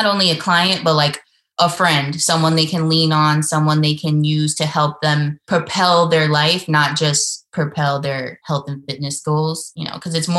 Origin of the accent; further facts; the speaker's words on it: New York, United States; moved away as an adult; now in North Carolina, United States; I'm from New York, but I currently live, you know, in North Carolina